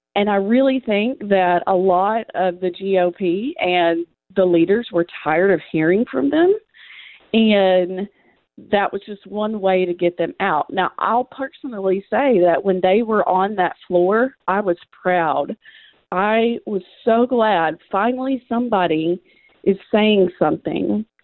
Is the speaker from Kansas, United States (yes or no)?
no; Western Kentucky, United States; moved away as an adult; now in Nashville, United States; I grew up in Western Kentucky and have been in Tennessee for 12 years.